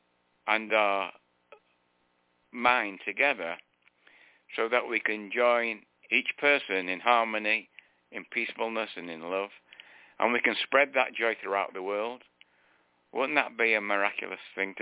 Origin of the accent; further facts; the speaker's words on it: United Kingdom; now in United States; I was born British